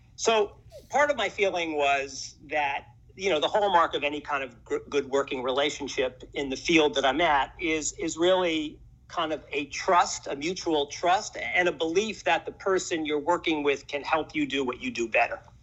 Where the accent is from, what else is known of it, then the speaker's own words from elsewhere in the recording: New York City, New York, United States; moved away as an adult; now in Austin, United States; I was kind of born and raised in New York, grew up in in Washington Heights